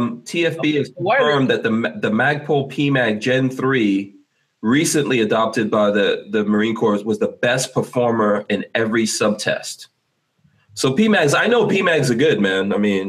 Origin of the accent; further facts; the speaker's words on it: Guyana; I know, like, for example, I'm from Guyana, and in Guyana, I actually have relatives in Guyana that have committed suicide